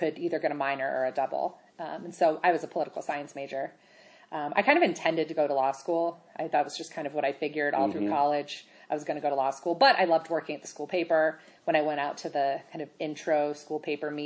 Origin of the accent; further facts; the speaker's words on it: Colorado, United States; I grew up here in Colorado